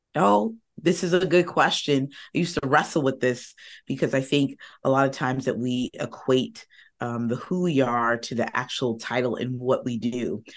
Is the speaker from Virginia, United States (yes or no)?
yes; Northern Virginia, United States; I am from Northern Virginia, right outside of DC.